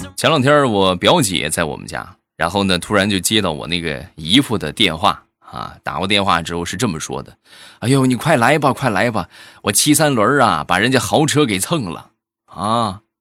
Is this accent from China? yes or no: yes; Shandong, China; 我们山东